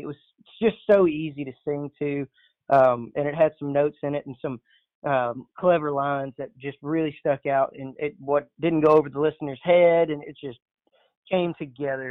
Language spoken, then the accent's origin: English; Orange, Texas, United States; moved away as an adult; now in Nacogdoches, United States; we grew up in Orange, Texas, my entire life from zero to 18. I was in Orange, Texas.